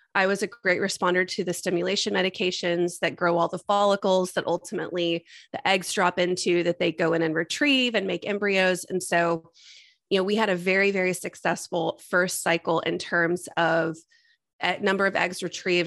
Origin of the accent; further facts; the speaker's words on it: Texas, United States; also born or lived in Austin, Texas; I was born and raised in Texas, and I've been in Austin since 2005 when I came here for school